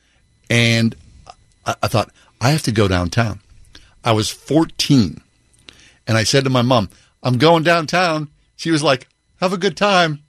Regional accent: Swissvale, Pennsylvania, United States; I grew up in Swissvale.

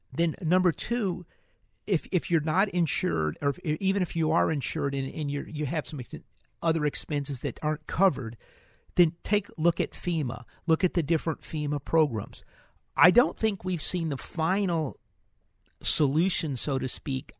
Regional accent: New Orleans, Louisiana, United States; moved away; I grew up in New Orleans

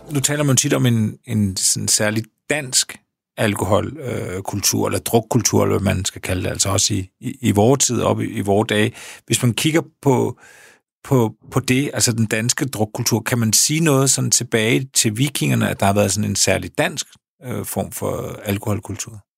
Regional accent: Denmark

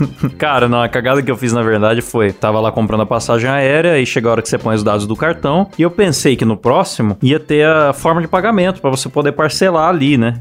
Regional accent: São Paulo, Brazil; quando eu era criança em São Paulo, eu já andei nas famosas lotações.

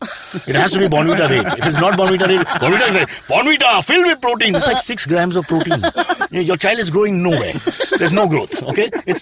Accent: Mumbai, Maharashtra, India; Growing up in Khetwadi.

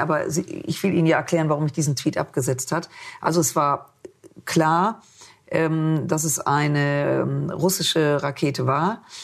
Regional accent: Düsseldorf, North Rhine-Westphalia, Germany; also born or lived in Munich; ich bin in Düsseldorf geboren

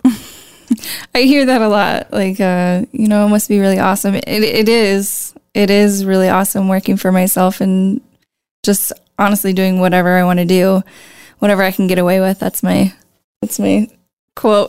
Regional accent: La Crosse, Wisconsin, United States; I am from Lacrosse. I was born and raised in Lacrosse

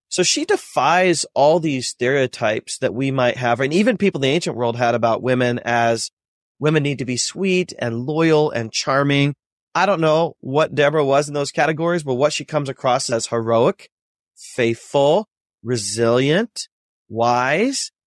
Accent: North Central Ohio near Cleveland, United States; I was born and raised in North Central Ohio near Cleveland

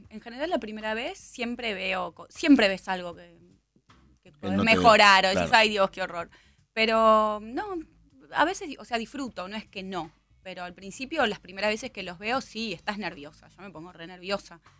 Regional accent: Argentina; No me creen que soy argentina.

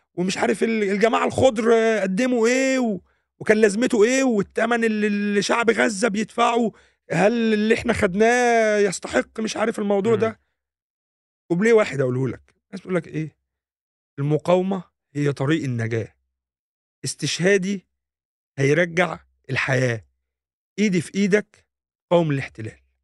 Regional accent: Egypt; احنا كمصريين

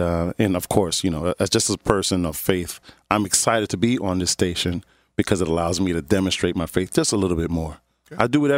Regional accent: Philadelphia, Pennsylvania, United States; I tell them my story about starting off in North Philadelphia, going to Bethune, you know, the grade school, right? Around Allegheny

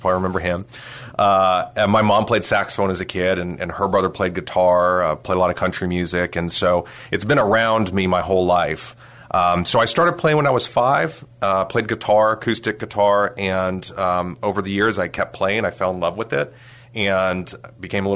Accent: San Antonio, Texas, United States; I grew up here in San Antonio.

